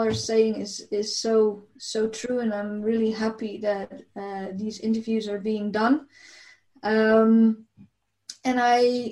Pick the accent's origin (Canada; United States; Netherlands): Netherlands; I came from the Netherlands, and the Netherlands is a country, a big part of the Netherlands is actually under the sea level